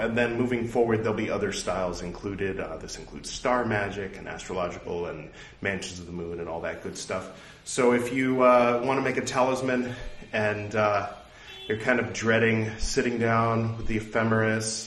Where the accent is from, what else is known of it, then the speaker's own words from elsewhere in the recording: United States; I'm American